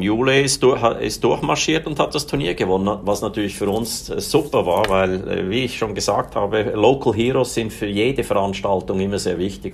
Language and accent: German; Switzerland; ich bin Schweizer, ich bin in einer mittel, ganz normalen, mittelständigen Familie aufgewachsen.